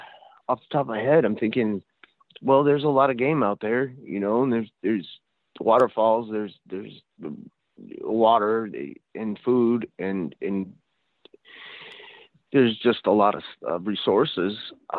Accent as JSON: {"language": "English", "town": "Sacramento", "region": "California", "country": "United States", "said": "we're from Sacramento originally, and I moved back to Sacramento"}